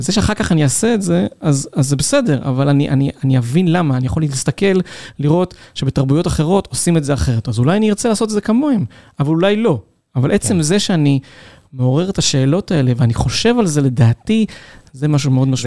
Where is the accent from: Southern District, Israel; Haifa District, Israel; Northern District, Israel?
Southern District, Israel; Ein Yahav; המחקר הדוקטורט שלי היה על איפה שגדלתי, על מושב עין יב ועל המושבים באזור של ערבה תיכונה